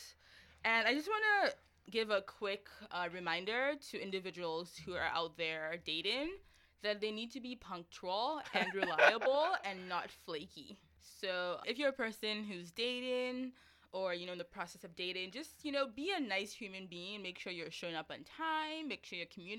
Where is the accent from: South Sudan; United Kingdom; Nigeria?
Nigeria; I'm Nigerian, and in Nigerian culture, the men have to pay